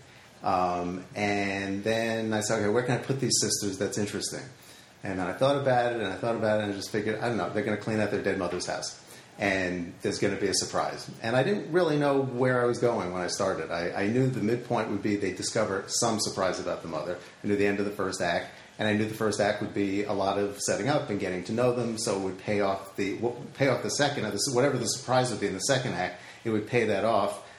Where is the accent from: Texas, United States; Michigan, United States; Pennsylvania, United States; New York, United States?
New York, United States; Valley Stream; I grew up on Long Island and in a town called Valley Stream